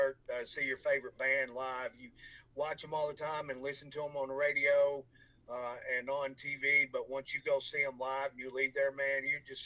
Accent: Franklin, Kentucky, United States; born or raised there

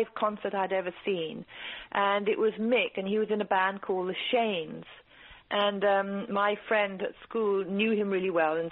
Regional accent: England, United Kingdom; born or raised there; also born or lived in East Africa

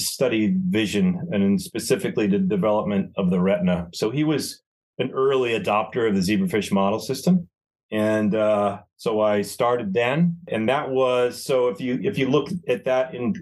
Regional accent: Northeast, United States; also born or lived in Arizona; we're both from the Northeast

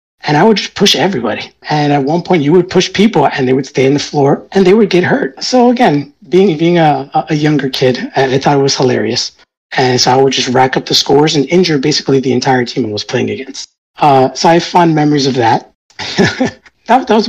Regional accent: New York, United States; I was born in New York. My family immigrated to New York many years before

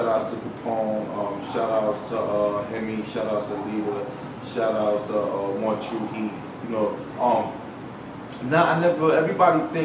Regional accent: New York City, New York, United States; now in Los Angeles, United States; coming up from the Bronx. You know, I'm from 183rd Prospect, you know what I'm saying? I grew up in the projects.

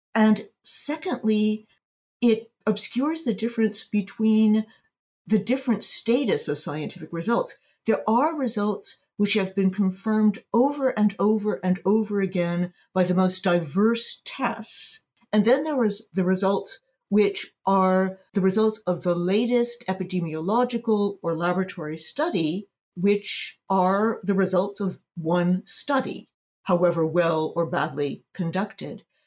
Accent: United States; now in Berlin, Germany; I'm based in Berlin, Germany. But I spend, I'm American.

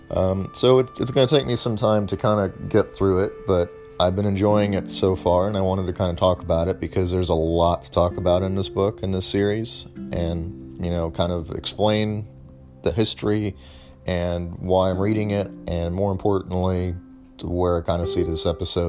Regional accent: United States; I am not actually from Israel and I'm from the United States

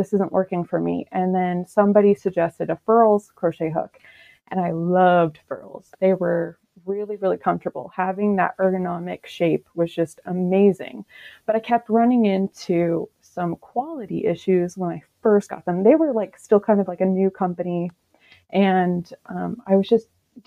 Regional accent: Washington, United States; I'm from Washington State

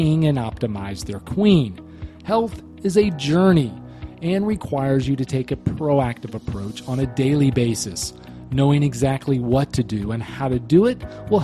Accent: Charlotte, North Carolina, United States; also born or lived in St. Louis, Missouri; born in St. Louis, moved to the Charlotte region when I was a baby

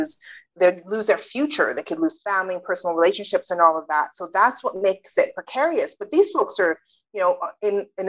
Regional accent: Canada; also born or lived in United Kingdom; I was born in the UK, but I grew up in Canada

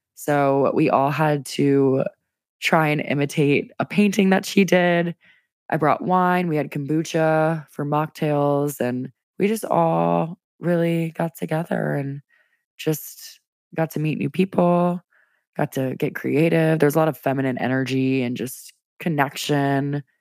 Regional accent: Louisiana, United States; now in Washington, D.C., United States; Your girl's from Louisiana. I'm from the South, where it's humid A F all the time, and then in D C, it's no better

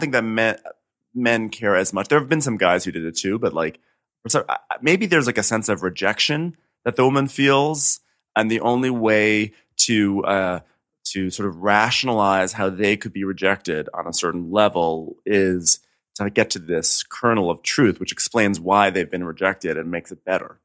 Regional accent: suburban New York, United States; I'm from, you know, suburban New York where there are ticks aplenty.

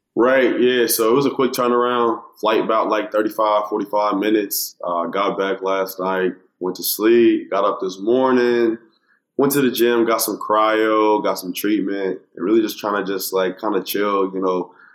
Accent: Dallas, Texas, United States; moved away; Julius Randle, uh, who I grew up with in Dallas.

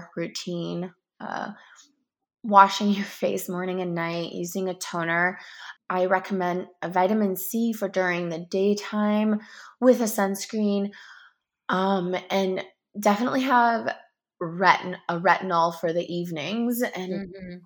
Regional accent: Canada; also born or lived in Toronto; I'm from Canada

